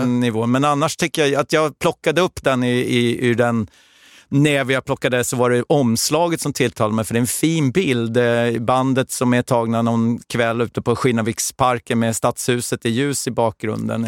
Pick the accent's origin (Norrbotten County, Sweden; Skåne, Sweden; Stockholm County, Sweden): Stockholm County, Sweden; Stockholm; jag är ju eh, då född och uppvuxen i södra Stockholm